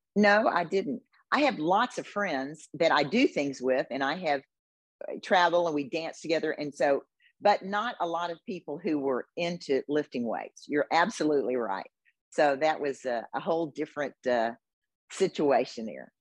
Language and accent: English; Houston, Texas, United States; I was born and raised in Houston